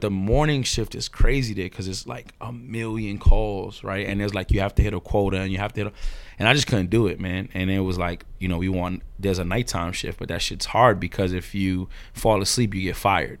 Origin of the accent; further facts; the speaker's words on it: New York City, New York, United States; I'm from this area called Ozone Park, which is on the borderline of East New York, Brooklyn, and, uh, I guess Jamaica, Queens